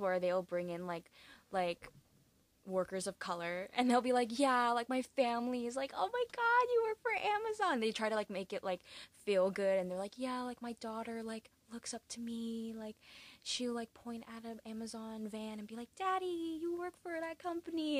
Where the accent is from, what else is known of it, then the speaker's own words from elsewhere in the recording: California, United States; moved away as an adult; now in New York, United States; I'm from California, but I'm in New York